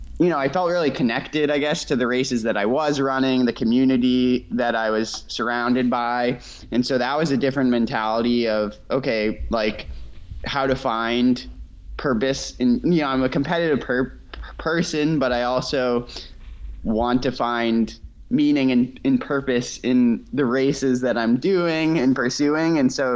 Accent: Needham, Massachusetts, United States; now in Bar Harbor, United States; So I'm from Needham, Mass, outside of Boston. Currently I'm in Bar Harbor in Maine.

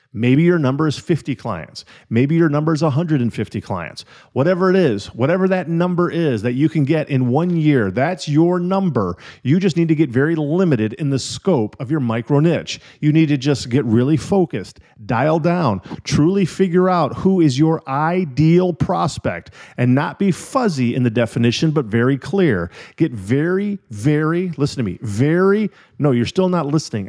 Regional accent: Illinois and Wisconsin, Midwest, United States; moved away; also born or lived in California; When I was a little kid, I grew up in Illinois and Wisconsin.

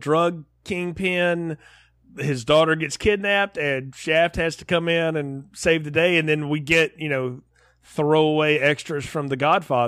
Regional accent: the South, United States; I grew up in the South

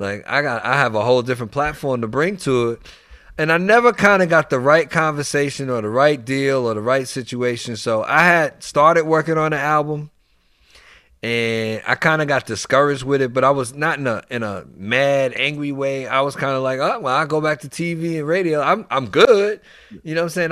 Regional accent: New York City, New York, United States; moved away; also born or lived in Washington, D.C. / Maryland / Virginia; I actually grew up in New York first. I'm from the Bronx, New York

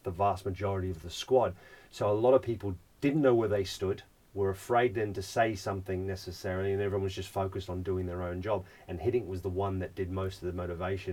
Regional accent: Australia; Growing up in Australia, it's first and foremost, you come out and it's not about what school you're going to, it's what sport you're going to play

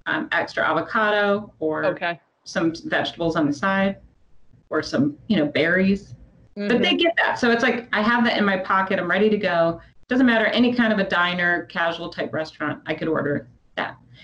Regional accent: Midwest, United States; I was from the Midwest

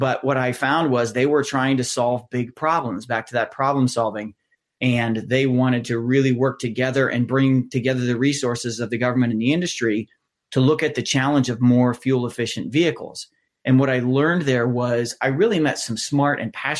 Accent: just outside of Columbus, central Ohio, United States; I grew up actually just outside of Columbus, about a half hour north of where I live now, in central Ohio

